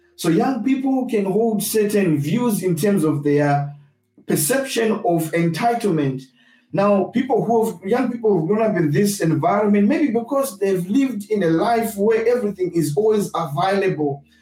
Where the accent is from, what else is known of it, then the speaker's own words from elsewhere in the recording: Zimbabwe; now in United Kingdom; I grew up in Zimbabwe and I hold certain views because of my experience of growing up in Zimbabwe